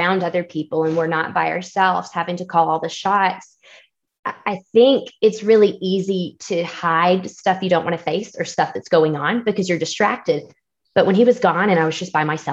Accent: Georgia, United States; moved away as an adult; now in Colorado, United States; we moved from Georgia all the way to Colorado for this job

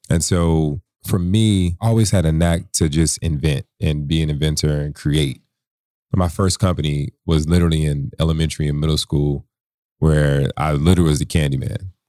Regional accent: San Antonio, Texas, United States; born there; I'm a military brat. I was born in San Antonio, Texas.

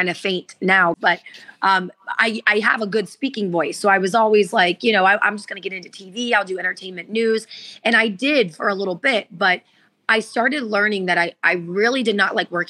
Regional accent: West Virginia, Ohio, United States; moved away as an adult; now in Florida, United States; Where I grew up in Ohio, it was very gray

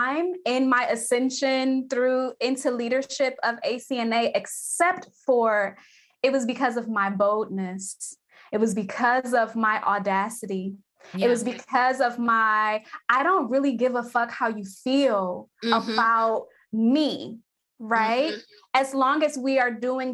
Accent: Cleveland, Ohio, United States; I'm from Cleveland, Ohio. We have Cleveland Clinic here.

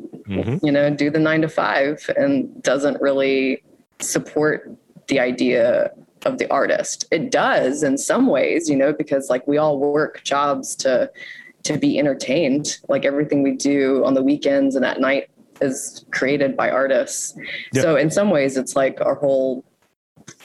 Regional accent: Houston, Texas, United States; moved away as an adult; now in Baltimore, United States; So I'm from Houston, Texas. I moved to Baltimore 16 years ago.

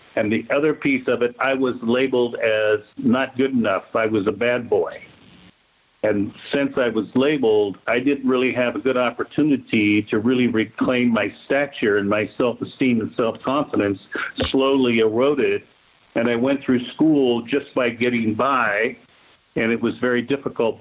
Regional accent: Vancouver, Washington, United States; the junior college in my hometown of Vancouver had to accept me

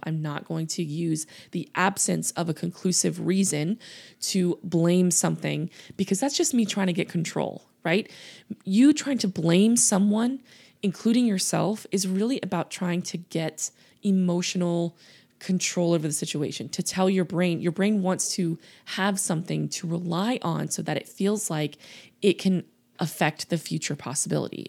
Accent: Louisiana, United States; I grew up in the South. I grew up in Louisiana

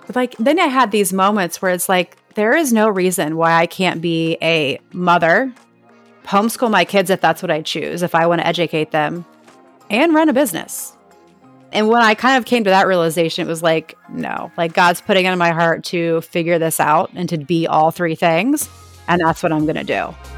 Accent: Ohio, United States; moved away as an adult; also born or lived in Nashville, Tennessee; now in Florida, United States; I'm from Ohio and we have moved around a lot

